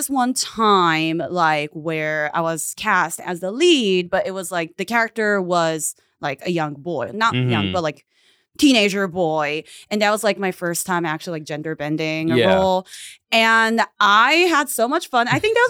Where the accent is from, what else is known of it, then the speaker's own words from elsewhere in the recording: Japan; also born or lived in United States; So I was born in Japan, kind of raised in America, in the United States, and then like I've been like doing like a back and forth. So for elementary school, junior high, and high school, I was in Japan.